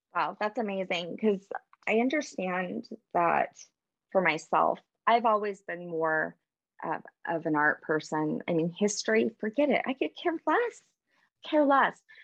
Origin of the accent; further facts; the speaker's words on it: New Orleans, Louisiana, United States; I'm originally from New Orleans